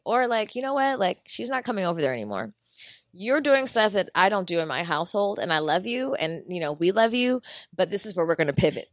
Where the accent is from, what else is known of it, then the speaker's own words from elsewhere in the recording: Philadelphia, Pennsylvania, United States; moved away; Philly's my, my hometown